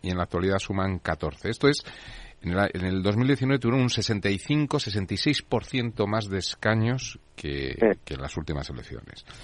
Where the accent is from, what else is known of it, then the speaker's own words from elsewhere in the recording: Madrid, Community of Madrid, Spain; soy de Chamberí